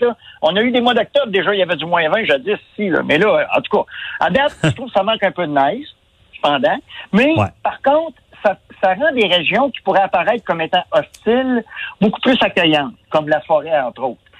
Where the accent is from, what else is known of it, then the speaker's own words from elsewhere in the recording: Quebec, Canada; on est des Québécois